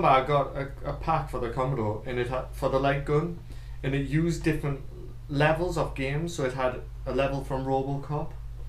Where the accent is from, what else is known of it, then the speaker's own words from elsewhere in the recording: England, United Kingdom; I'm an Englishman.